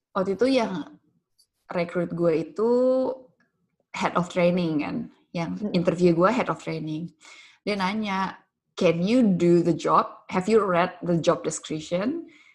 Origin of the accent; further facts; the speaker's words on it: Jakarta, Indonesia; gue dibesarkan di Pulau Jawa, di ibu kota Jakarta